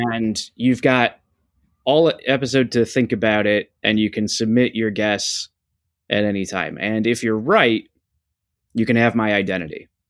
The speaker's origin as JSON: {"language": "English", "town": "Buffalo", "region": "New York", "country": "United States", "said": "we're both from Buffalo, New York"}